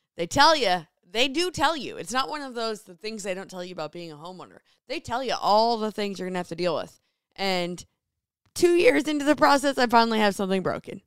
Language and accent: English; New Jersey, United States; moved away as an adult; now in Seattle, United States; I grew up in Jersey